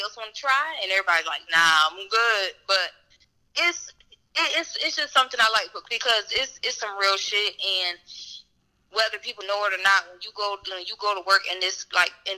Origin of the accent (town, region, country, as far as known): Waterbury, Connecticut, United States; moved away as an adult; also born or lived in Greenville, North Carolina; now in Knightdale, United States